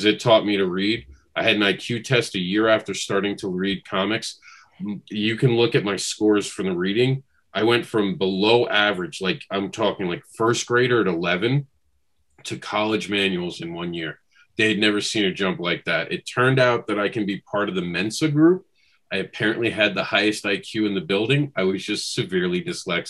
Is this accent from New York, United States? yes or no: yes; New York City, New York, United States; moved away; I grew up in New York City, so I was on the Board of Education in New York